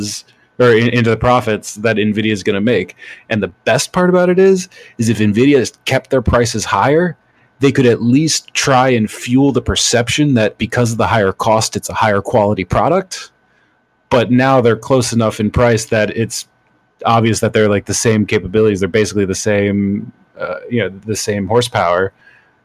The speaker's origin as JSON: {"language": "English", "country": "United Kingdom", "said": "I'm British"}